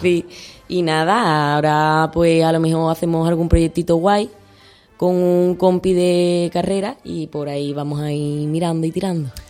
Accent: Utrera, Andalusia, Spain; me siento muy apoyada por mi pueblo

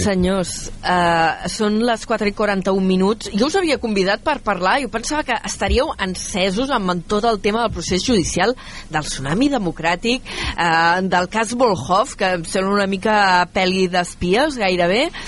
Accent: Vila-seca, Catalonia, Spain; jo que sóc de Vilaseca

